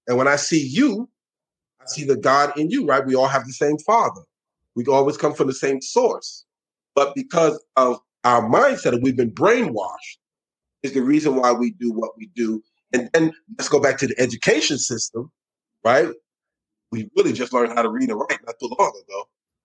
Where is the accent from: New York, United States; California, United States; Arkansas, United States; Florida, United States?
New York, United States; New York City; I was born and raised in New York City.